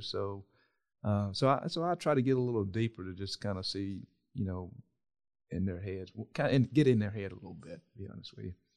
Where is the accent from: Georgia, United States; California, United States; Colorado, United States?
Georgia, United States; South; how I was brought up in South Georgia